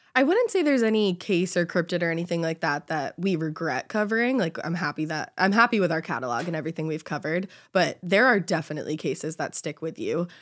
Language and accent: English; Boston, Massachusetts, United States; also born or lived in Honolulu, Hawaii; I grew up in Boston